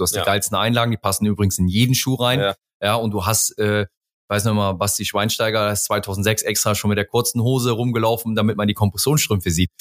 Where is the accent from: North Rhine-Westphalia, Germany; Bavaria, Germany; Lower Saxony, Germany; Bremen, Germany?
North Rhine-Westphalia, Germany; Mönchengladbach; moved away; also born or lived in Hamburg; ursprünglich komme ich aus dem Rheinland, aus Mönchengladbach, bin dort auch geboren